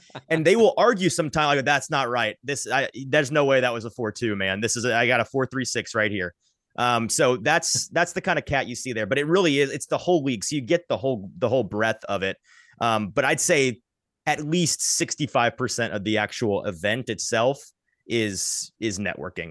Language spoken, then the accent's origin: English; Franklin, Tennessee, United States; also born or lived in Nashville; I grew up in, like, Fran-, Franklin, Brentwood area. I still live in that area.